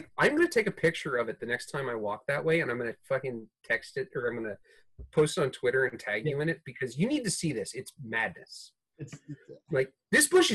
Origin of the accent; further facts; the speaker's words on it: New York City, New York, United States; moved away; also born or lived in New Orleans / San Francisco; I grew up in New York City